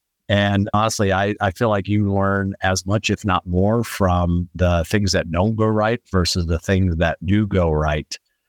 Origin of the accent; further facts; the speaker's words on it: Midwest, United States; So very briefly, I'm originally from the Midwest, though I've lived in a lot of different places in my life